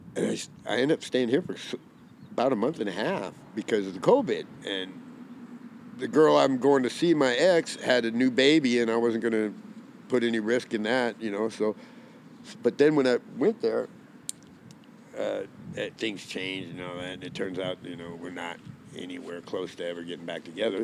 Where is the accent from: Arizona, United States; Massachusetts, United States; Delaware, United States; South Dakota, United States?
Arizona, United States; I'm from Arizona